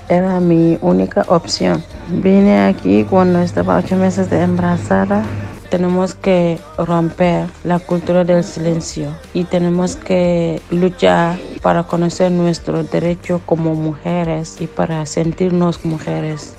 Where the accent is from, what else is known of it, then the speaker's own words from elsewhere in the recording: Gambia; moved away as an adult; now in Spain; soy de Gambia, tengo 27 años. Llegué aquí en España en 2017